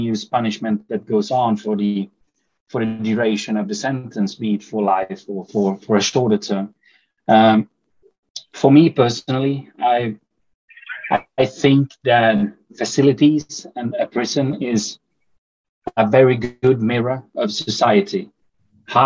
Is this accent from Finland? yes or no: yes; Finland; moved away as an adult; now in Sweden; Originally, I'm from Finland